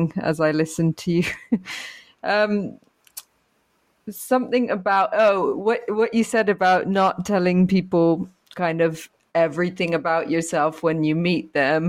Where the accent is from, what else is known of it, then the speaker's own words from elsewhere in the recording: United States; moved away; I'm from America